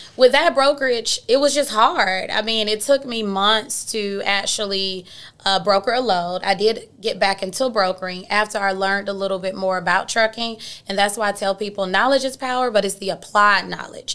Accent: Atlanta, Georgia, United States; I'm born and raised in Atlanta

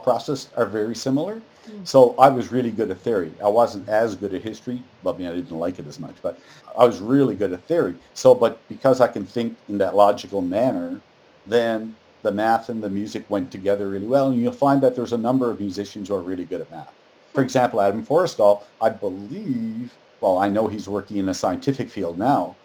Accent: Newfoundland and Labrador, Canada; moved away; I'm from Newfoundland and we graduate after grade 11, at least when I was going there

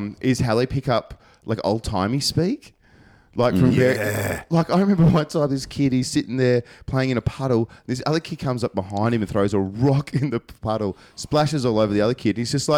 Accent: Tasmania, Australia; now in Melbourne, Australia; I grew up in Tassie.

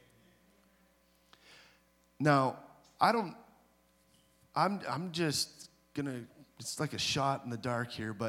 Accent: British Columbia, Canada; also born or lived in Nova Scotia; Because I grew up, you know, I was born in Nova Scotia, but then I moved into the interior of British Columbia

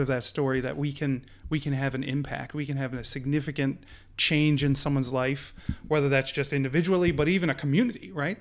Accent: Newfoundland and Labrador, Canada; growing up in Newfoundland, we were part of the United Church

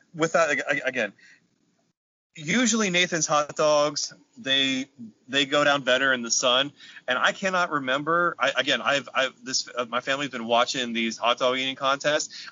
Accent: Carlisle, Pennsylvania, United States; born or raised there

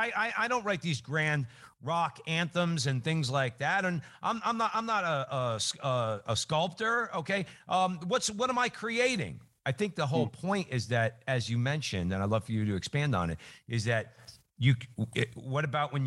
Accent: New Jersey, United States; moved away as an adult; now in Arizona, United States; I'm from New Jersey, so just like, you know, got out of there.

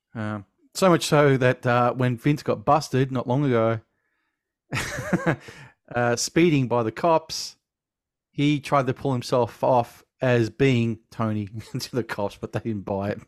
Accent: Australia; Being Australian

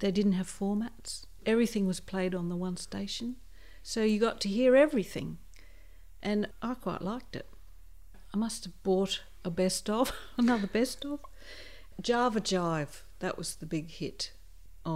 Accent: Barossa, South Australia, Australia; I'm from the Barossa

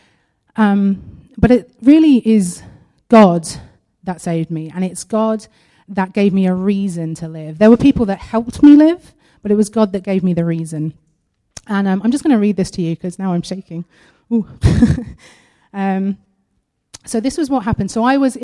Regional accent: United Kingdom

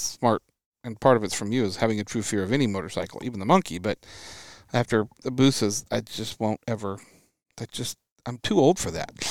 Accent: Washington, United States; growing up in Washington State

